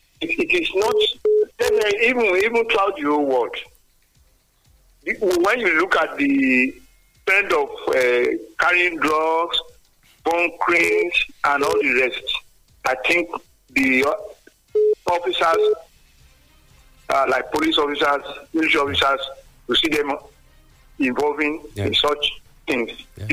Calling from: Nigeria; I'm calling from Songo.

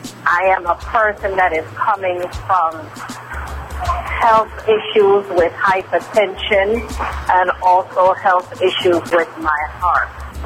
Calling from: Queens, New York, United States; Yes, I am calling you from Queens, New York.

